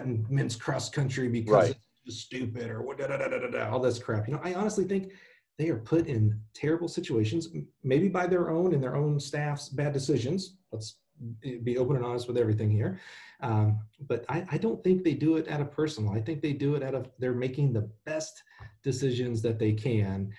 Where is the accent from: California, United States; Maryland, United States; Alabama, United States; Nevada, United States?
Alabama, United States; moved away; I'm the one from Alabama